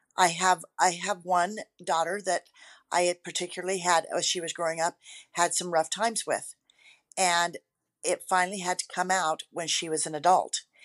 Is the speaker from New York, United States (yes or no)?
no; Rexburg, Idaho, United States; also born or lived in Boise, Idaho; I grew up in the Rexburg, Idaho area.